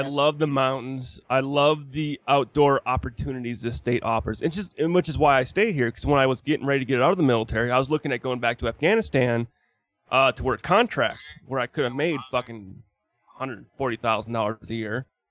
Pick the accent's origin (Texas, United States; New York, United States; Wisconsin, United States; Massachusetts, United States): Wisconsin, United States; moved away as an adult; now in Utah, United States; I'm from Wisconsin.